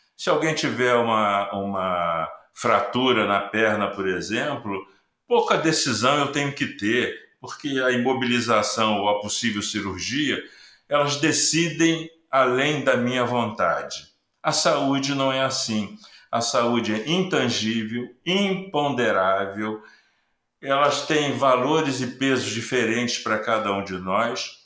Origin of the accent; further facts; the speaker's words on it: Rio de Janeiro, Brazil; Eu sou carioca, moro no Rio de Janeiro.